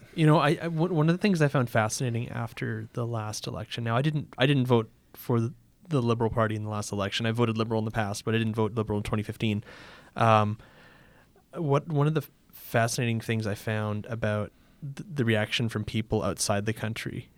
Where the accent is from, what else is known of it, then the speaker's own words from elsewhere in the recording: Canada; as a Canadian